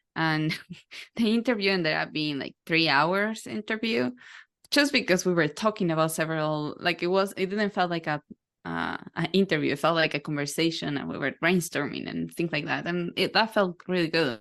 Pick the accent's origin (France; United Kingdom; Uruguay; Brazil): Uruguay; now in United States; so I'm originally from South America, Uruguay. I was born as the first, second generation there